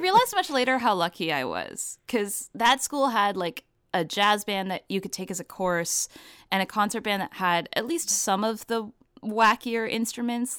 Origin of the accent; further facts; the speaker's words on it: Vancouver, British Columbia, Canada; now in Toronto, Canada; I'm based in Toronto, but I grew up in Vancouver.